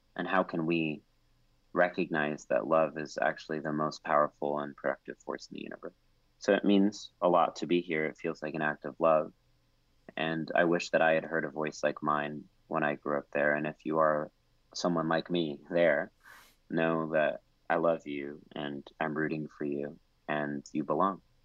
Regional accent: College Station, Texas, United States; moved away; growing up in College Station, Texas

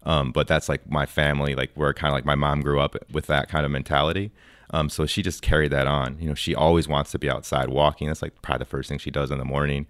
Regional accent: Wisconsin, United States; moved away as an adult; now in Texas, United States; I was born and raised in Wisconsin

